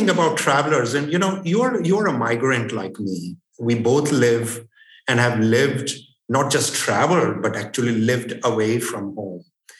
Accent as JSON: {"language": "English", "town": "Limassol", "region": "Limassol District", "country": "Cyprus", "tie": "born or raised there", "also_born_or_lived": "India", "said": "So the second best thing was I came back to my hometown of Limassol. And I don't think I enjoyed being in Cyprus as much as I did during the pandemic."}